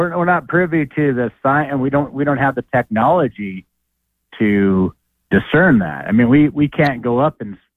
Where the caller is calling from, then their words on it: Idaho, United States; Yeah, hi, uh … from Idaho.